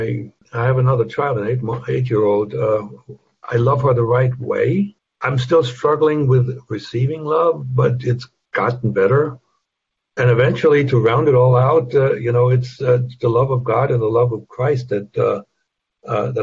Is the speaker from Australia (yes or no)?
no; Germany; moved away; I can't deny my German roots.